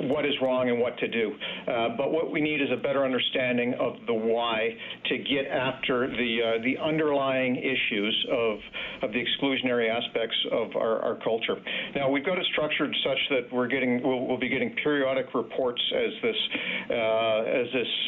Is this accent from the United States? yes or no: no; Canada; us as a country and as a Canadian Armed Forces are facing a confluence of challenges